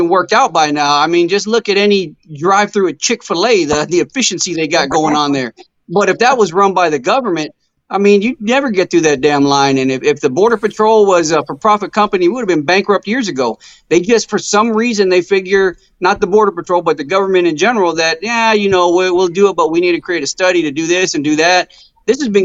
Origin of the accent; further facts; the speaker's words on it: United States; I was born here and, you know, I'm an American